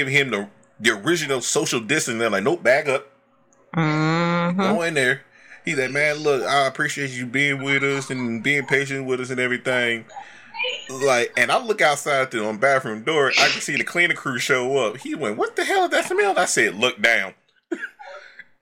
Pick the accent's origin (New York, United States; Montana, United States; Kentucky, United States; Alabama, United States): Alabama, United States; I'm from Bama